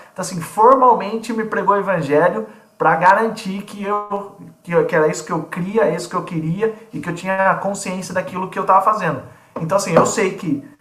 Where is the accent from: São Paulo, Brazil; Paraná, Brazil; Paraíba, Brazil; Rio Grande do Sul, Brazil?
São Paulo, Brazil; Piracicaba; moved away as an adult; now in Limeira, Brazil; sou piracicabano, nasci em Piracicaba